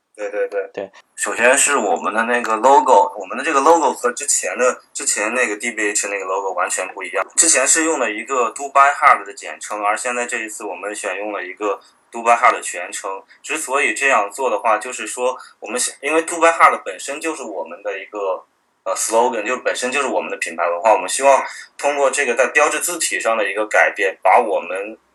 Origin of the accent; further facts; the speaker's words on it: Zhengzhou, Henan, China; 我正好就来自郑州。 ，我老家就是郑州的